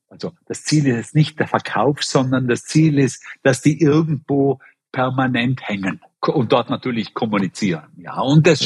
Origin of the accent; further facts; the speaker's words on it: Bregenz, Vorarlberg, Austria; moved away; nach Bregenz in meine Heimatstadt geschickt, um meine ganzen Brüder und Schwestern zu interviewen